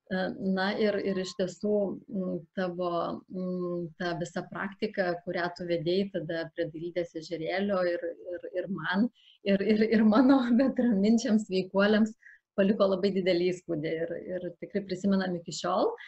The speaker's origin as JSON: {"language": "Lithuanian", "region": "Samogitia", "country": "Lithuania", "moved": "yes", "lives_now": "Alytus, Lithuania", "said": "Šiuo metu gyvenu Alitui, Šiaip tai aš esu kilus iš Žemaitijos, turiu žemaitiško kraujo."}